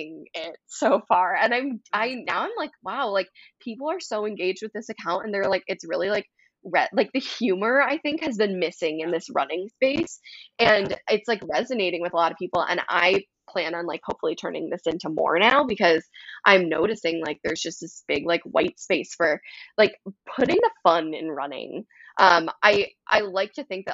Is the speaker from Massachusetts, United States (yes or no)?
no; Wisconsin, United States; I'm from Wisconsin